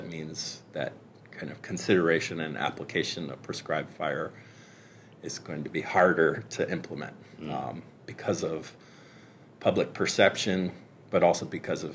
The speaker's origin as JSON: {"language": "English", "region": "California", "country": "United States", "said": "As a Californian"}